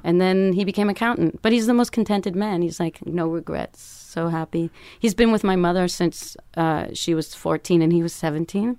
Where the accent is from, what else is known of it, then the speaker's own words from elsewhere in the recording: Canada; moved away as an adult; also born or lived in Toronto; now in Berlin, Germany; my dad and my brother made me play hockey 'cause I'm Canadian